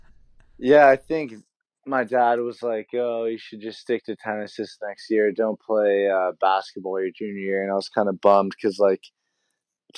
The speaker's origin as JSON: {"language": "English", "town": "San Diego", "region": "California", "country": "United States", "said": "I'm from San Diego"}